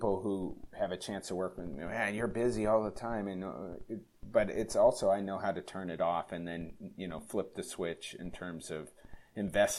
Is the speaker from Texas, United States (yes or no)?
no; California, United States; now in Minnesota, United States; I grew up in California. I'm in my fourth year living in Minnesota